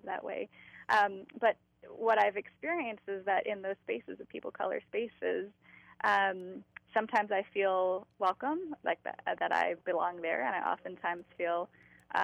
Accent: San Francisco, California, United States; I grew up in San Francisco

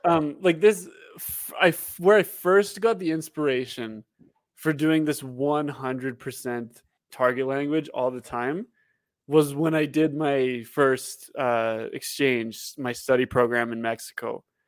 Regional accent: Canada; also born or lived in Calgary; we were all Canadian

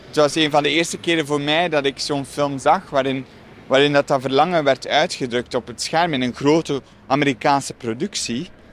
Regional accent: Dikkelvenne, Flanders, Belgium; Ik groeide op in Dikkelvenne

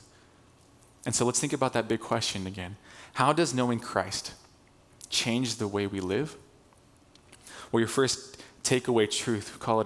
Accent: Torrance, California, United States; we're from SoCal, from the South Bay, we've lived in the Torrance area for our whole lives

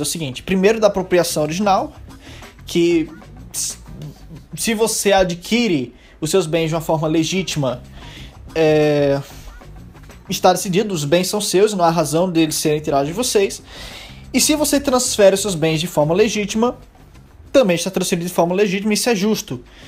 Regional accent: Brazil; eu que nasci no Brasil

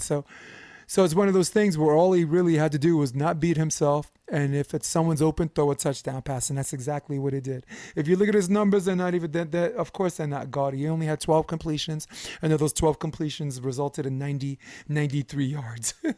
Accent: New York, United States; as a New Yorker

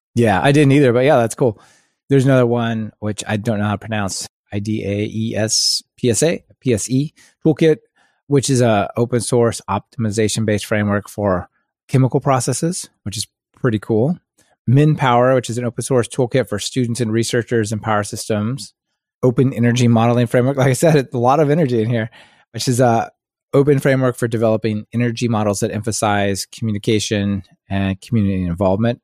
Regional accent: Kansas City, United States; I grew up in Kansas City

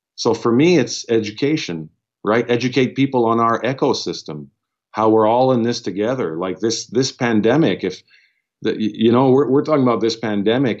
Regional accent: Ottawa, Ontario, Canada; We're francophone from Ottawa, so I'm a Franco-Ontarian, which is a linguistic minority in in, uh, in the province where I was born.

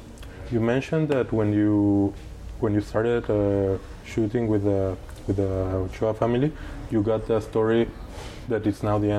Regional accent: Mexico; I'm from Mexico.

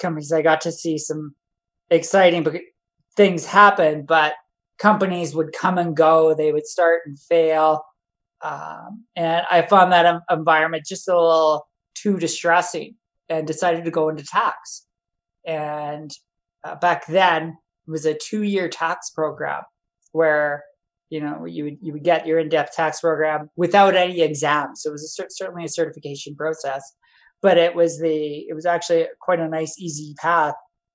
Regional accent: Calgary, Alberta, Canada; I'm born and raised in Calgary.

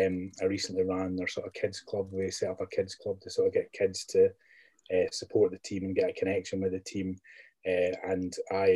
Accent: Belfast, Northern Ireland, United Kingdom; born there; I was born in Belfast. My family are all Northern Irish.

